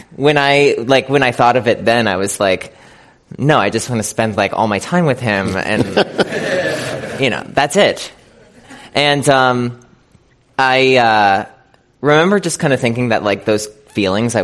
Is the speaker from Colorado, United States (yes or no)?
no; Scranton, Pennsylvania, United States; I'm from like a small town in Pennsylvania. I'm from Scranton, Pennsylvania